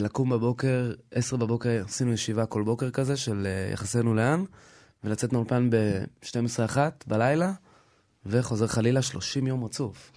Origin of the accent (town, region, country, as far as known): Israel; born or raised there; also born or lived in United States